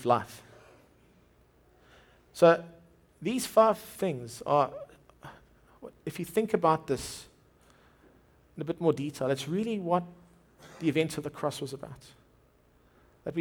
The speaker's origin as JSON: {"language": "English", "town": "Durban", "region": "KwaZulu-Natal", "country": "South Africa", "tie": "born or raised there", "said": "My wife grew up in Durban. I grew up in Durban."}